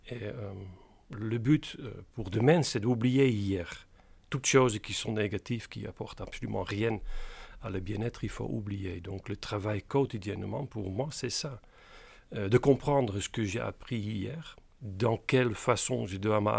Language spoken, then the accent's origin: French; Capelle aan den IJssel, South Holland, Netherlands; born there; French is a second language; né dans une petite euh, banlieue de Rotterdam qui s'appelle Capelle aan de IJssel.